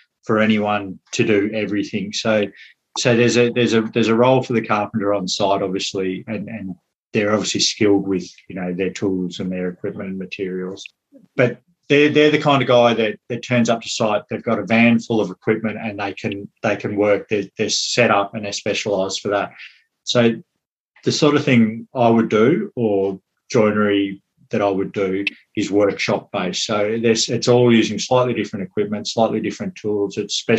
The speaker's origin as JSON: {"language": "English", "town": "Melbourne", "region": "Victoria", "country": "Australia", "moved": "as an adult", "lives_now": "Westport, Ireland", "said": "I'm from Melbourne"}